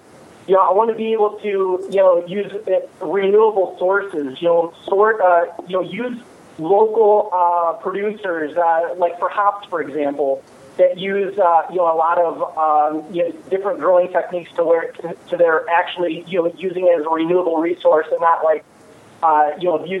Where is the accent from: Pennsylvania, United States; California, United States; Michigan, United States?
Michigan, United States; I'm from Michigan